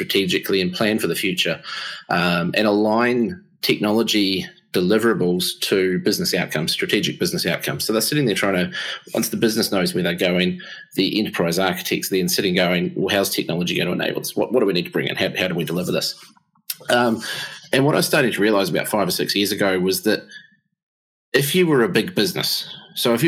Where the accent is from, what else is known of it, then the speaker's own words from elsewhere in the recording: Upper Hutt, Wellington, New Zealand; now in Massey, New Zealand; I'm actually originally from Wellington way back in the day. So born and bred in the greatest little city in the world called Upper Hutt